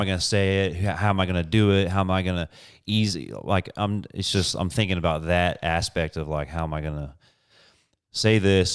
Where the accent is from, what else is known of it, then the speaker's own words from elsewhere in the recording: Indianapolis, Indiana, United States; moved away as an adult; we're both from Indianapolis, Indiana, moved here about